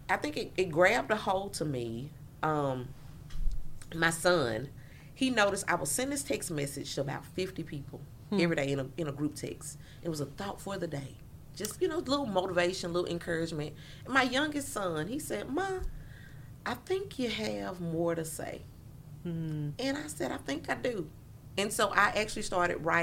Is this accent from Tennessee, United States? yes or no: no; Jackson, Mississippi, United States; I grew up in Jackson